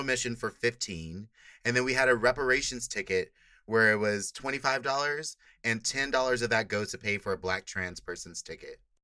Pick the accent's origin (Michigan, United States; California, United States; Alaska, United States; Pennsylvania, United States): California, United States; Inglewood; moved away as an adult; now in San Francisco, United States; I'm from Inglewood